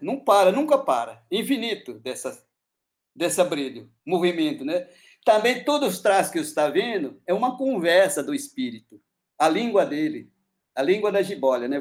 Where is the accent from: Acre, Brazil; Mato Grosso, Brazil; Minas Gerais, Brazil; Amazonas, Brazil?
Acre, Brazil; Portuguese is a second language; eu sou do Acre, né? Povo Uniquim